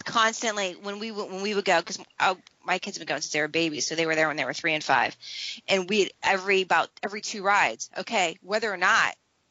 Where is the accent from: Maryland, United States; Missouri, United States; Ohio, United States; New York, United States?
New York, United States; I'm from New York